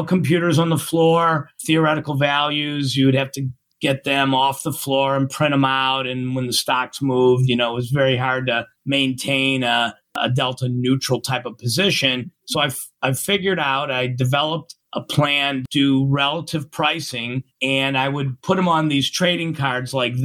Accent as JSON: {"language": "English", "town": "Chicago", "region": "Illinois", "country": "United States", "tie": "born or raised there", "also_born_or_lived": "Indianapolis", "said": "I grew up in Chicago"}